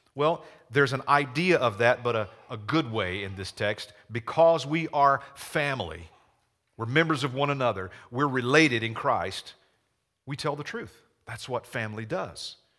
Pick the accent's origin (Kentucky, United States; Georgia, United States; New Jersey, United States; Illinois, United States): Georgia, United States; accent: Southern; now in Chaska, United States; I grew up in a small town in Georgia. Maybe you picked up on a little Southern accent.